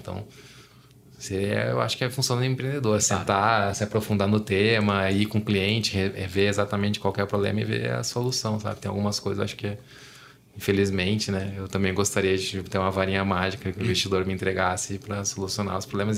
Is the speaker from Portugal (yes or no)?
no; Gaúcho, Rio Grande do Sul, Brazil; now in São Paulo, Brazil; eu sou gaúcho, tava em Porto Alegre com a minha família e tal, visitando meus pais